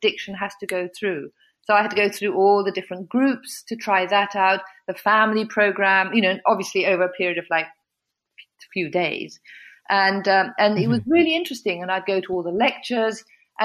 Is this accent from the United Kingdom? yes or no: yes; England, United Kingdom; moved away; also born or lived in United States; my home country